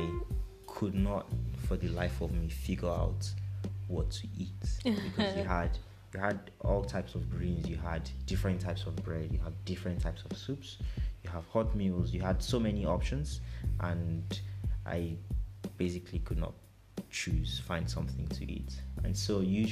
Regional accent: Nigeria; moved away as an adult; now in Europe; growing up in Nigeria

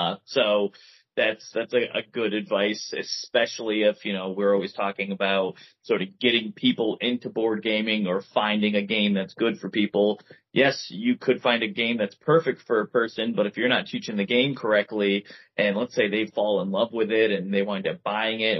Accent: Connecticut, United States; We are from Connecticut

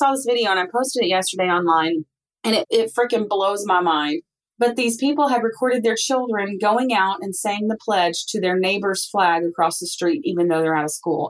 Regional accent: East Tennessee, United States; I might be proud that I'm from East Tennessee

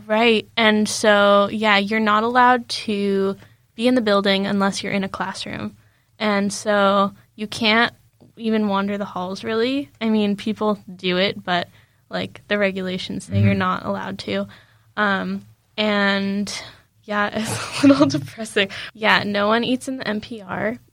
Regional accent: United States; moved away; I was just like from the States

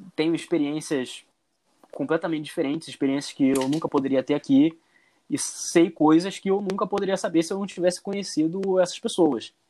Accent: Rio de Janeiro, Brazil; accent: carioca; first language Portuguese; moved away as an adult; also born or lived in Germany; a coisa mais bonita que existe no carioca é o sotaque.

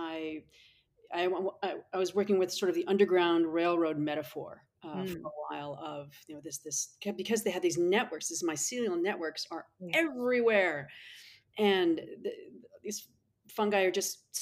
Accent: New England, United States; now in San Diego, United States; I grew up in New England

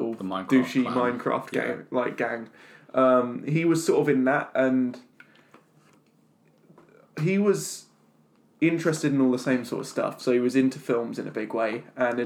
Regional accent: Halstead, Essex, East of England, United Kingdom; We're all from Essex, originally. Yeah. But I grew up in a little town called Housted, which is near Colchester

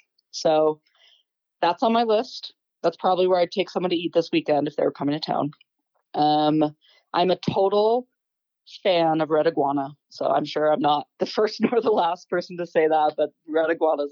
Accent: Bountiful, Utah, United States; also born or lived in Holladay, Utah; I was born in Bountiful. Okay. So, yeah, born and raised. I've always lived either just right north of Salt Lake or right south of Salt Lake, Holiday area.

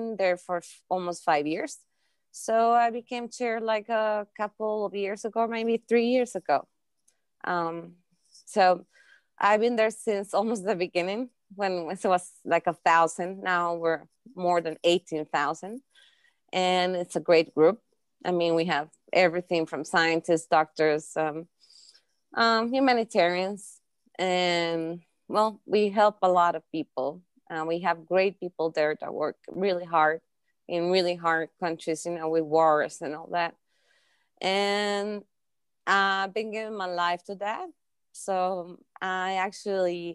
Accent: Costa Rica; I was born and raised in Costa Rica. So I'm half Costa Rican, half Russian.

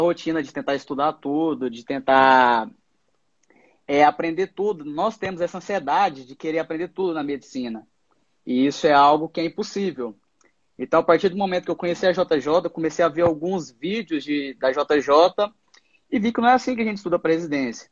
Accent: Goiás, Brazil; moved away as an adult; now in São Paulo, Brazil; eu sou de Goiás, me graduei na Univangélica e agora estou morando em São Paulo

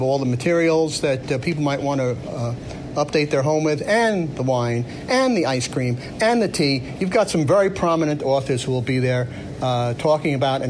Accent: New York City, New York, United States; moved away; I'm also from the South. I'm from South Flatbush.

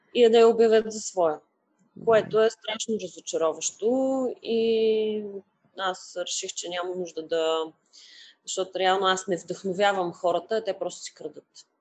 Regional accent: Sliven, Sliven Province, Bulgaria; moved away as an adult; also born or lived in Varna; now in Sofia, Bulgaria; аз съм родена и израснала в а, Сливен

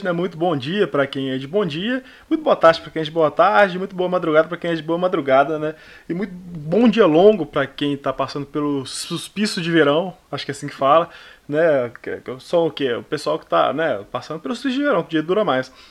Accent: Minas Gerais, Brazil; Eu não sou mineiro, mineiro raiz, não. Eu sou mineiro Nutella.

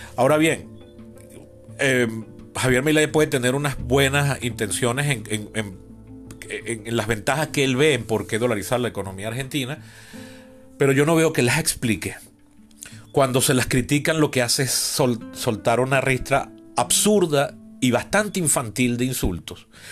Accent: Venezuela; yo vengo del trauma de la Venezuela chavista

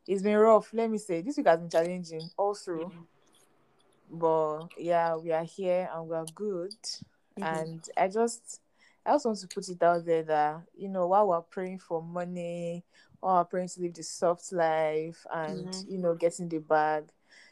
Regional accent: Nigeria; I'm a Nigerian and I'm living in Nigeria

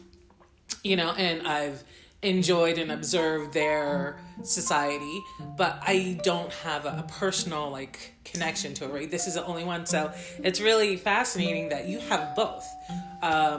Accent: United States; as an American

